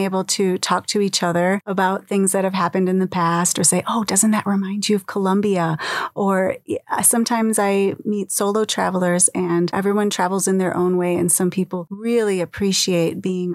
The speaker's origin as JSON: {"language": "English", "country": "United States"}